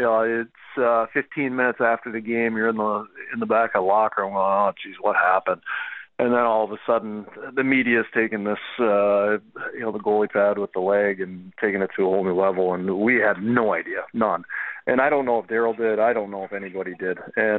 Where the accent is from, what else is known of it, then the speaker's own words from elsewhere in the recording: Calgary, Alberta, Canada; No, I'm from Calgary.